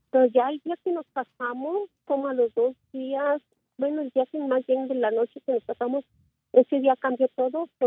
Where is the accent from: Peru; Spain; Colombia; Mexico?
Mexico; moved away; siempre me humilla porque él he nacido aquí, pero yo soy mexicana, pero siempre me dice que, soy una mexicana chapa